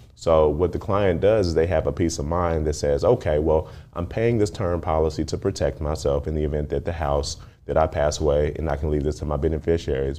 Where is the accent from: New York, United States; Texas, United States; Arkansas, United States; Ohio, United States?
Texas, United States; Dallas; I grew up in Dallas, when I, it was a smaller city, smaller mindset